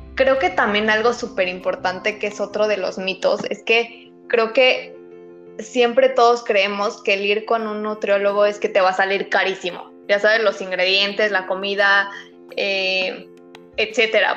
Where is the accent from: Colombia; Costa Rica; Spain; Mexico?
Mexico; la cultura como mexicanos